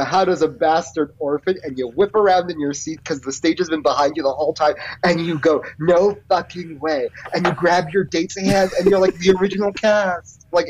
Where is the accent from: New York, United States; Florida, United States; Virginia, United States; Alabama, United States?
New York, United States; New York City; I grew up in the Bronx